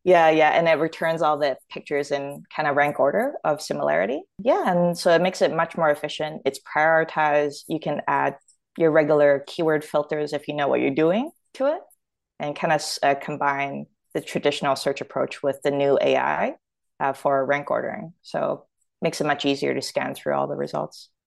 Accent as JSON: {"language": "English", "town": "Toronto", "region": "Ontario", "country": "Canada", "tie": "born or raised there", "also_born_or_lived": "Hong Kong / Australia", "accent": "Canadian", "moved": "as an adult", "lives_now": "United States", "said": "I was born in Hong Kong, but, uh, I grew up in Toronto"}